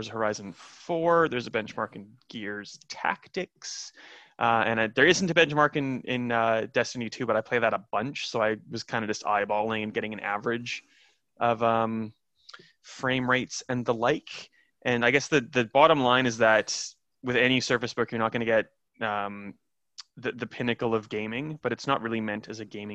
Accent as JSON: {"language": "English", "town": "Saskatoon", "region": "Saskatchewan", "country": "Canada", "tie": "born or raised there", "moved": "yes", "said": "I miss my hometown. I can't go to Canada."}